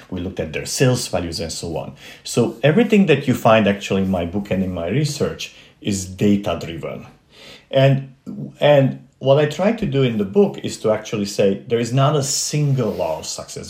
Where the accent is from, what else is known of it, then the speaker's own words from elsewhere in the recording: Transylvania, Romania; moved away; growing up in Transylvania, which does exist, uh-huh. and it's not Pennsylvania, uh, uh, this is actually part of Romania